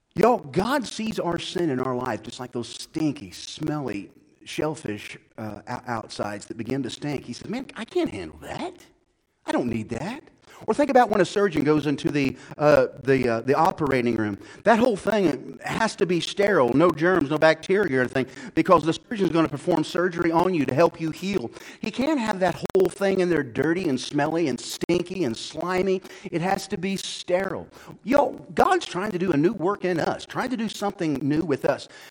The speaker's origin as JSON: {"language": "English", "town": "Odin", "region": "Illinois", "country": "United States", "tie": "born or raised there", "also_born_or_lived": "Louisiana", "moved": "as an adult", "said": "we were raised in Marion County, okay, in a little town called Odin"}